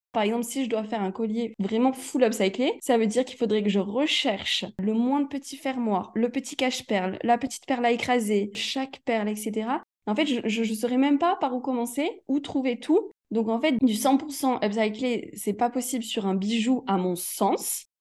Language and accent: French; Aix-en-Provence, Provence-Alpes-Côte d'Azur, France; moved away; je suis née à Aix-en-Provence